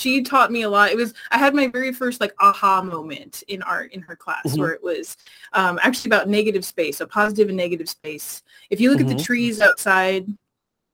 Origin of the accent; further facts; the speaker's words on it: Bay Area, California, United States; I'm from the Bay Area originally